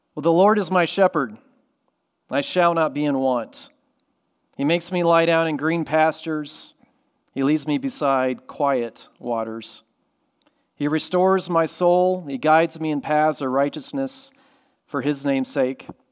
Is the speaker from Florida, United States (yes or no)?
yes; Orlando, Florida, United States; I grew up in Florida by SeaWorld